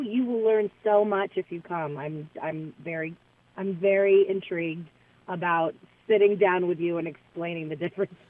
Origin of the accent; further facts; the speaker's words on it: Las Vegas, Nevada, United States; I'm from Las Vegas. I live in Las Vegas now, and I'm a piano bar entertainer.